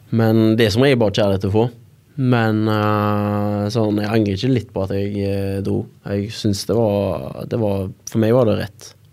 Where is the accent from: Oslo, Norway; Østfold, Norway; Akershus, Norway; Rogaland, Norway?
Rogaland, Norway; Haugesund; moved away as an adult; now in Bergen, Norway; jeg er jo fra Haugesund